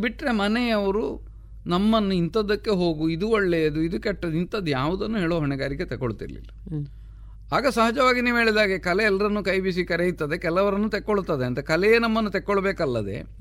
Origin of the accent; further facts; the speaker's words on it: Pambettadi, Karnataka, India; also born or lived in Kalmadka; ಪಂಬೆತ್ತಾಡಿ ಅಂತಂದರೆ ನಾನು ಹುಟ್ಟಿದ ಊರು